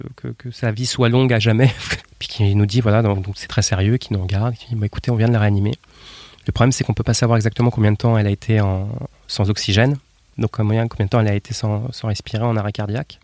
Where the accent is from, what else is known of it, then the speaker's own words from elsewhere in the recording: Nantes, Pays de la Loire, France; je viens de France, né à Nantes